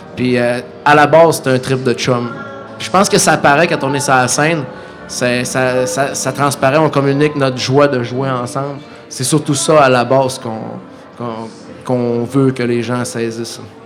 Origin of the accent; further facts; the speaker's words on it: Saguenay, Quebec, Canada; chez nous au Saguenay